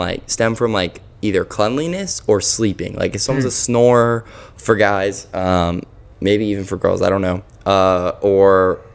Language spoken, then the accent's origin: English; South Florida, United States; moved away as an adult; now in Dallas, United States; I grew up in Florida